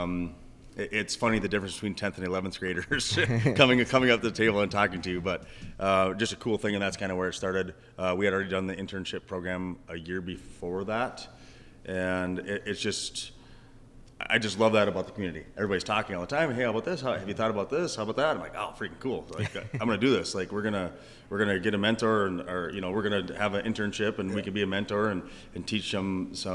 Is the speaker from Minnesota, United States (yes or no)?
yes; Kerkhoven, Minnesota, United States; now in Pequot Lakes, United States; Kirkhoven. So Kirkhoven's, 20 miles west of Wilmer